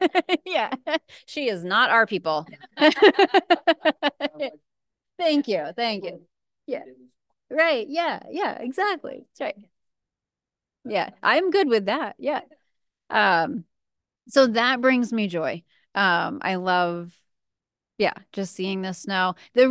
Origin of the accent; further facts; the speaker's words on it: New England, United States; So I'm from New England originally, and so I love snow. I love the winter.